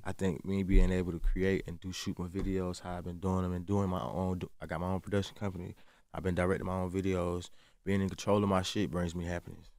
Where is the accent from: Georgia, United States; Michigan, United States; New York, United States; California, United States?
Georgia, United States; Atlanta; I'm from the South